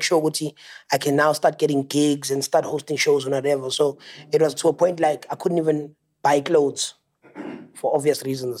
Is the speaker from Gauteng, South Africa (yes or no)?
no; Secunda, Mpumalanga, South Africa; moved away; I'm originally from Secunda in Mpumalanga.